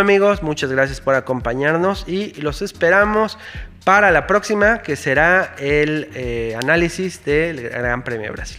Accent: Mexico; como fan mexicano

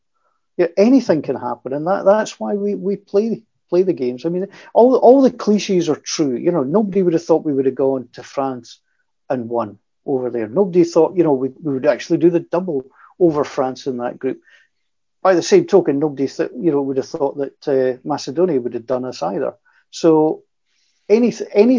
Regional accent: Scotland, United Kingdom; I'm a Scot

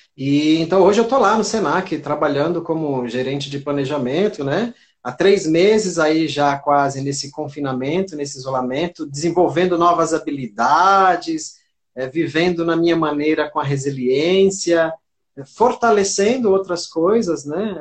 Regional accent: Santos, São Paulo, Brazil; moved away as an adult; now in Rio Grande do Norte, Brazil; Eu estou há 24 anos aqui, né, mas eu sou de Santos, São Paulo

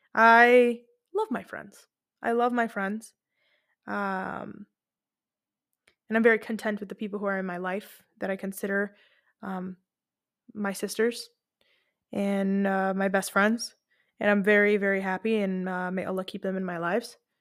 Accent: Lebanon; moved away; I went to Lebanon. I have family there. I'm from Lebanon

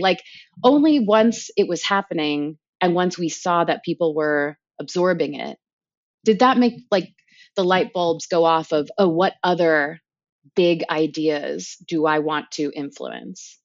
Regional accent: Palos Verdes, California, United States; moved away as an adult; growing up in Palos Verdes, which is, you know, forty-five minutes south of L

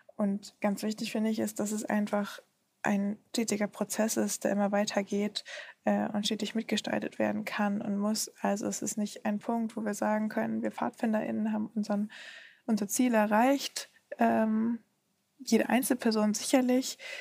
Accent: Germany; ich würde fast gar nicht mehr behaupten, dass ich Deutsche bin, sondern vor allen Dingen, dass ich Europäerin bin, weil das irgendwie für mich zu Hause ist, wo ich aufgewachsen bin

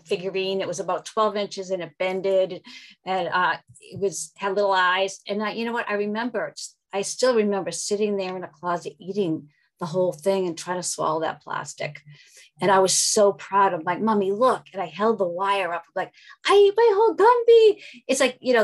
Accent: Massachusetts, United States; I'm from Massachusetts

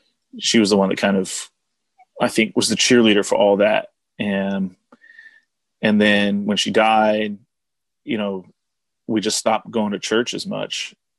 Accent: Oregon, United States; also born or lived in Houston, Texas / Saudi Arabia; So I grew up in Oregon, more or less. I mean, that's a whole other story, but, I was born in Oregon.

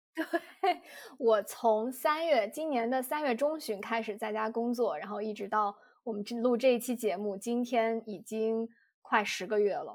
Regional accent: Yunnan, China; now in United States; 而且我作为一个云南人，不不让我吃米线，简直要了我的命

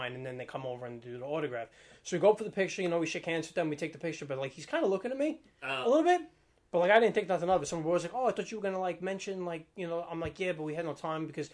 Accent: New York City, New York, United States; we're really from Staten

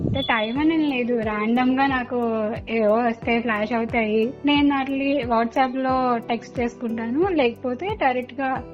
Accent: Vijayawada, Andhra Pradesh, India; నేను విజయవాడ నుంచి పుట్టింది పెరిగింది మొత్తం ఇక్కడే బట్ మా పేరెంట్స్ ది విజయనగరం

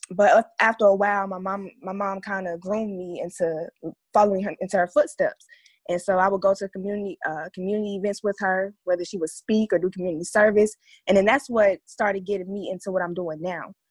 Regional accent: Atlanta, Georgia, United States; Atlanta, Georgia.

